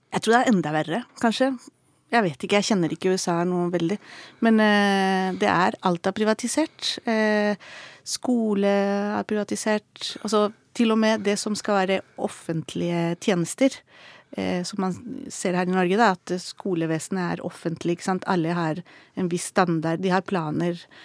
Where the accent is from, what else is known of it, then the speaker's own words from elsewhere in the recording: Chile; now in Norway; jeg vokste opp i Chile